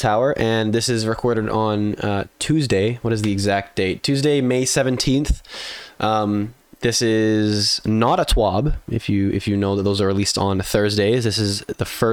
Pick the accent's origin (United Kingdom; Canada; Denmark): Canada; I'm in Canada. I'm in the like very center of Canada